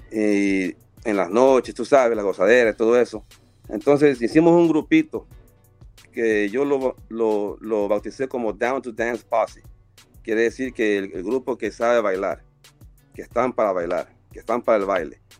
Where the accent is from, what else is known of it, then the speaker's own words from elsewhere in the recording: Guayaquil, Guayas, Ecuador; de la ciudad de donde soy yo, de la Marte de Roldós, en Ecuador, en Guayaquil, con unos amigos de la infancia